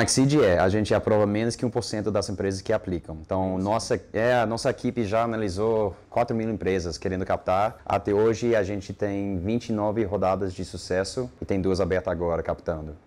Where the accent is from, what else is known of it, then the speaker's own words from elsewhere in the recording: United States; Portuguese is a second language; moved away as an adult; now in Brazil; Eu sou americano